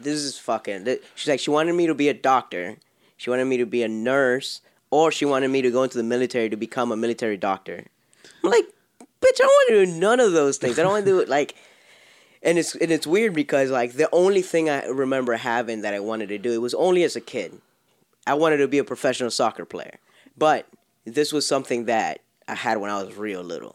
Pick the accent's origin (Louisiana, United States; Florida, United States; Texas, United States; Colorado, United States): Florida, United States; Miami; I'm from Miami